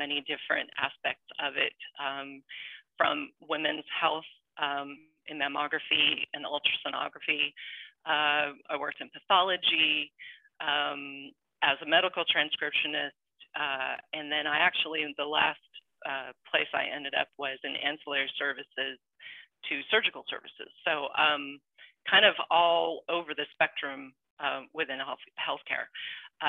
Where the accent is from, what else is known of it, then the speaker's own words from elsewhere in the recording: California, United States; now in Georgia, United States; I am originally from California. I live in Georgia and have been here for over 20 years.